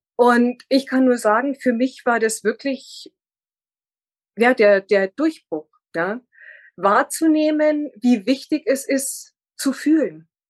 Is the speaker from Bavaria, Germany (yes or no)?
yes; near Munich, Bavaria, Germany; also born or lived in northern Germany; im zarten Alter von drei Jahren sind wir hier in die Nähe gezogen und äh, ich bin dann auch immer so in, in der näheren Umgebung geblieben